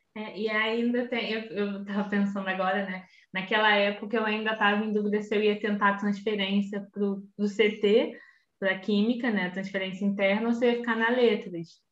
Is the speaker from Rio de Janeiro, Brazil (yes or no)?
yes; Belford Roxo, Rio de Janeiro, Brazil; eu sou de Belo Roxo. É, nascida no, no estado do Rio de Janeiro